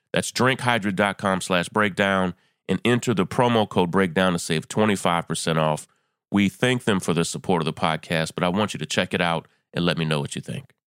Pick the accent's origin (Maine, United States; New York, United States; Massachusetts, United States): New York, United States; my home state of New York